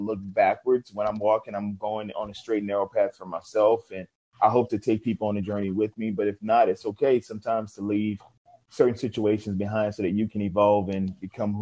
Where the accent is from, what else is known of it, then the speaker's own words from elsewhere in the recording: New Orleans, Louisiana, United States; I'm originally from New Orleans, so I was in Katrina and Rita